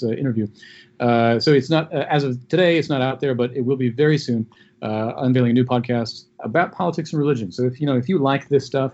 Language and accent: English; United States; as an American